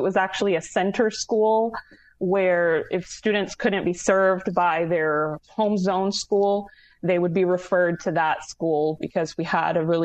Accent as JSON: {"language": "English", "town": "Lakeland", "region": "Florida", "country": "United States", "tie": "born or raised there", "said": "I actually grew up in Lakeland, Florida, and so I was there from the time I was in third grade all the way through high school"}